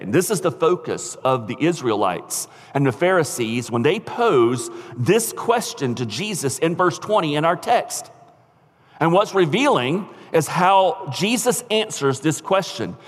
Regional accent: United States; as American Christians

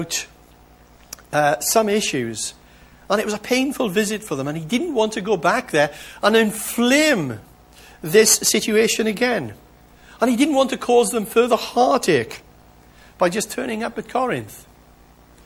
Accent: United Kingdom; as British people

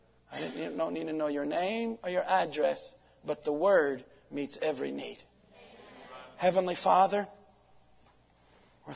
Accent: United States; from Washington

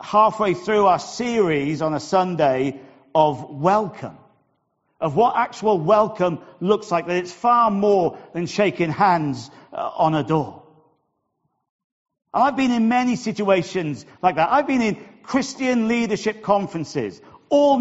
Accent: United Kingdom; as a Brit

